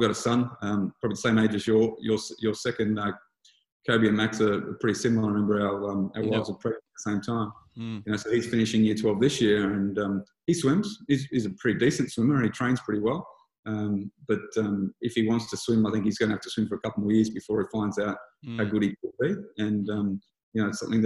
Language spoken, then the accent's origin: English; Lismore, New South Wales, Australia; I grew up in Lismore, New South Wales